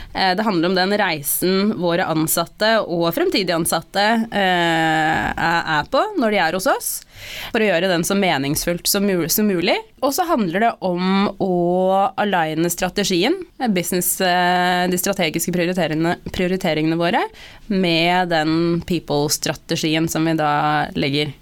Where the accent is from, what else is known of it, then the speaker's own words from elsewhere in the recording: Norway; som en mørkhudet person født og oppvokst i Norge